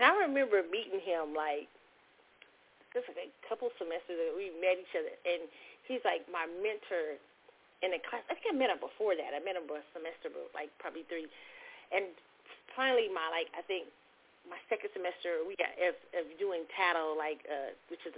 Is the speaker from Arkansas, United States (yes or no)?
no; Kansas City, Missouri, United States; where I grew up in Kansas City